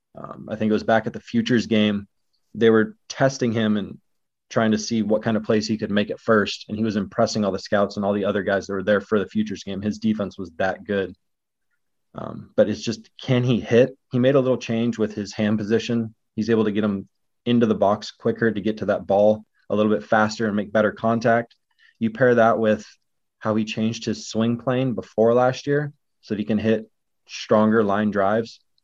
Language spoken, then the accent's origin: English; Northwest Washington, United States; growing up in Northwest Washington